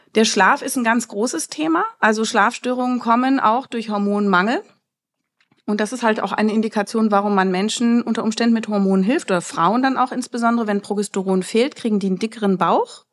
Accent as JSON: {"language": "German", "region": "Berlin", "country": "Germany", "said": "ich komme aus Berlin"}